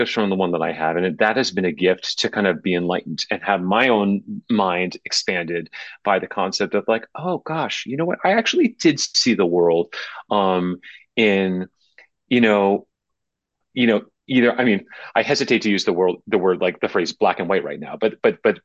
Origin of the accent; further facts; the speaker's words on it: New Jersey, United States; moved away; I grew up in New Jersey. I grew up about 20 miles west of New York, in a kind of 19th century suburb